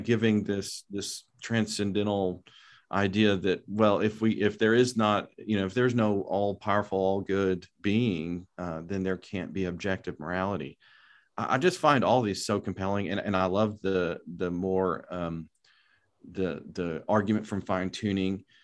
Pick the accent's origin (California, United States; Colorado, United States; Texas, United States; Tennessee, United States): Texas, United States; Lubbock; also born or lived in Dallas, Texas; I'm from Lubbock, Texas. I grew up in the West Texas area